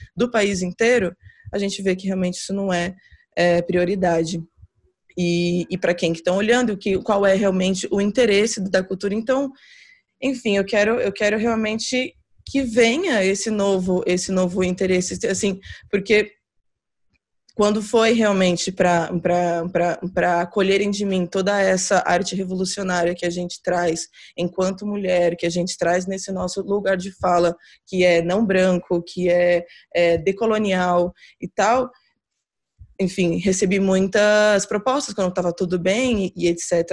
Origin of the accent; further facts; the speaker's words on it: Brazil; moved away as an adult; also born or lived in São Paulo; now in Portugal; estou aqui como como como brasileira